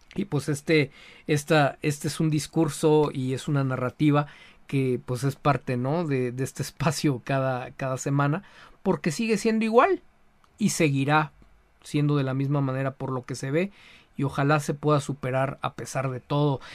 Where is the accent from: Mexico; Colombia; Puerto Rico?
Mexico; como mexicanos